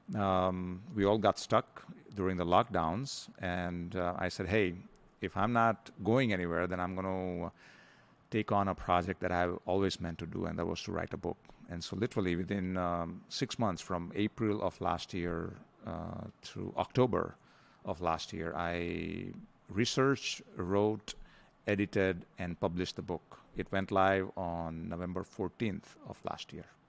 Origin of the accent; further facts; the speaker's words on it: India; moved away as an adult; also born or lived in Denver, Colorado, United States; now in Philippines; I grew up in India, um, and then went to the U S, uh, spent fourteen years there